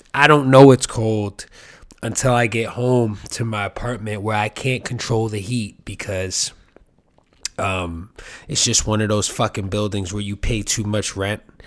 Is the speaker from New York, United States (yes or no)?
yes; New York City, New York, United States; I grew up here in New York